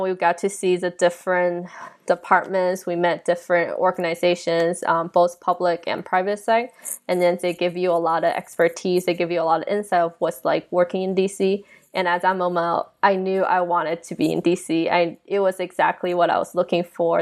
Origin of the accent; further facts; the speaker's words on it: Alpharetta, Georgia, United States; also born or lived in China; now in Washington, D.C., United States; I'm from Alpharetta originally